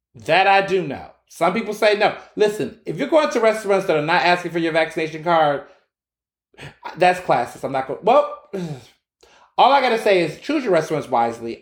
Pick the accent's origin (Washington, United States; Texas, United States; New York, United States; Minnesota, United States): Texas, United States; Houston; also born or lived in Chicago; now in Philadelphia, United States; I grew up in Houston